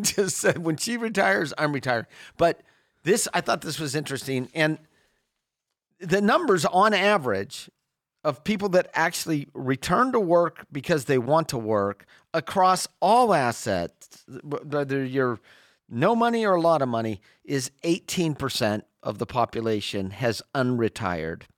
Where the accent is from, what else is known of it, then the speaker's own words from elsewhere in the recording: Sacramento, California, United States; I grew up in Sacramento